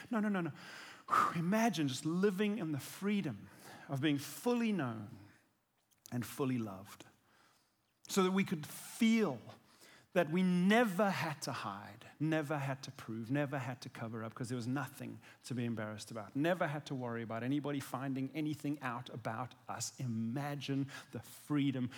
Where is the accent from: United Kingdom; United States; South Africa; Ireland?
South Africa; I'm South African